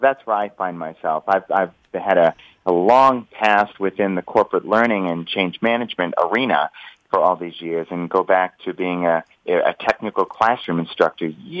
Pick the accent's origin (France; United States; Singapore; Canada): United States; Washington, District of Columbia; also born or lived in Chicago; I hail from the Washington, D.C. area myself